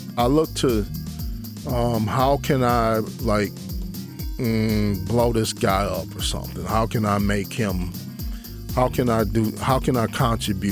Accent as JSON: {"language": "English", "town": "Detroit", "region": "Michigan", "country": "United States", "said": "I'm from Detroit"}